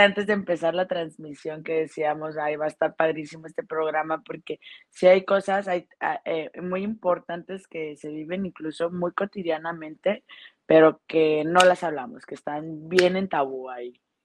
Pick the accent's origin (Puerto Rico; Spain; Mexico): Mexico; also born or lived in Guadalajara; now in Playa del Carmen, Mexico; soy mexicana